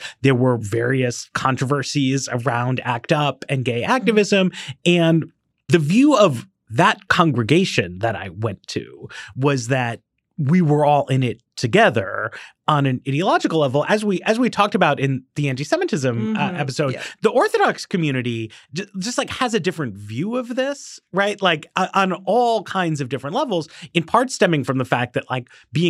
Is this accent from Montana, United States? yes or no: no; New York City, New York, United States; So I grew up in Greenwich Village in a gay neighborhood at a time of a lot of gay political militancy